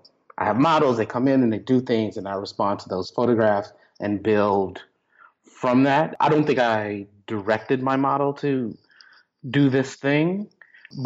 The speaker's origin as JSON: {"language": "English", "region": "Texas", "country": "United States", "tie": "born or raised there", "said": "I grew up Baptist in Texas"}